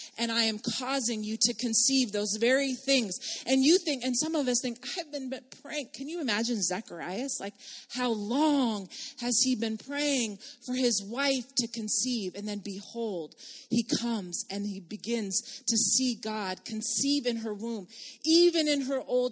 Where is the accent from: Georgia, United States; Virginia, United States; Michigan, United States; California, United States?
California, United States; Palm Springs; I'm from Palm Springs, California.